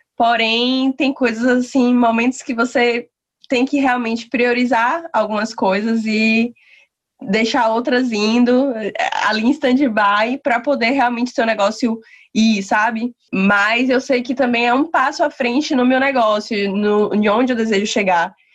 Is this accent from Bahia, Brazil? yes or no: yes; Lauro de Freitas, Bahia, Brazil; eu sou de Lauro de Freitas, da Bahia